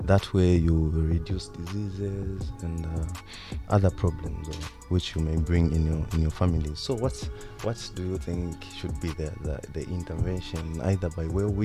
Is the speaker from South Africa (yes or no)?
no; Lusaka, Lusaka Province, Zambia; I come from George compound, specifically Kapwepwe Ward